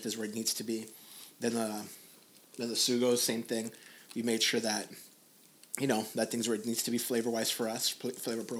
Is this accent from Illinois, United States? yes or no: no; Los Angeles, California, United States; I grew up here in Boyle Heights, East